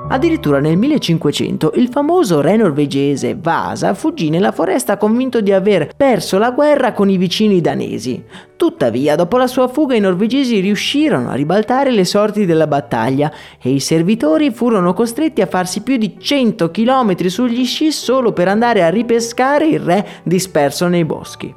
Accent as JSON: {"language": "Italian", "town": "Agordo", "region": "Veneto", "country": "Italy", "tie": "born or raised there"}